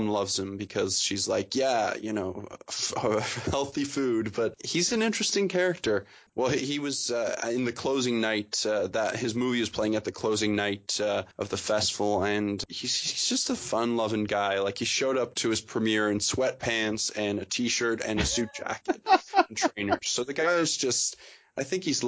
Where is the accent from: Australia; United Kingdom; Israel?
United Kingdom; England; now in Canada; I was born in England and now I live in Canada.